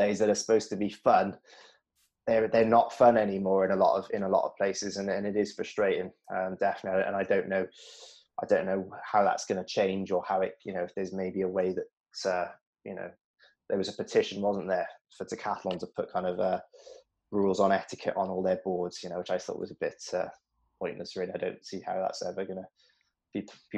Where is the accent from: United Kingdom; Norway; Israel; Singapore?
United Kingdom; Newport, Wales; I grew up in Newport